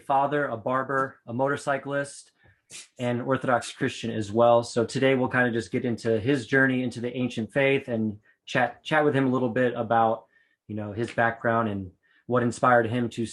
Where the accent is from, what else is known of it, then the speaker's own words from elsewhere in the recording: Austin, Texas, United States; moved away; also born or lived in Sedona, Arizona; I was born in Texas, Austin, Texas